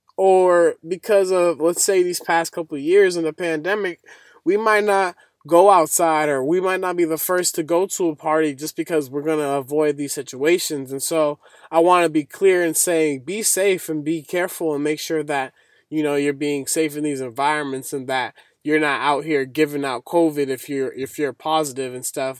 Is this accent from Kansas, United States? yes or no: no; Boston, Massachusetts, United States; I'm from Boston, And that's really cold where I'm from